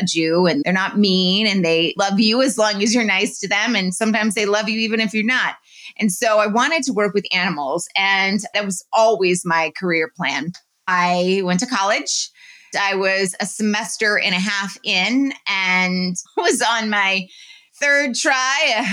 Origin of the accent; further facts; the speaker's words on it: New York City, New York, United States; When I started working in New York City, which is where my hometown was when I went to high school